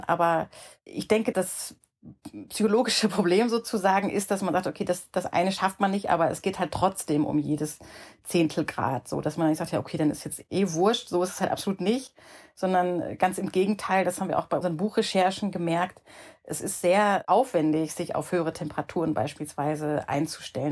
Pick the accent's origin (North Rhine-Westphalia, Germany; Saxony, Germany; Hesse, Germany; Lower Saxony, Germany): North Rhine-Westphalia, Germany; Ruhr area; in meiner Jugend im Ruhrgebiet